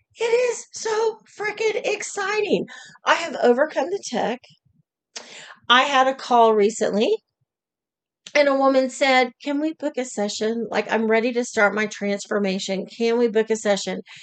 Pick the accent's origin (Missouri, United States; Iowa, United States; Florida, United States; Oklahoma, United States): Oklahoma, United States; I was born and raised in Oklahoma.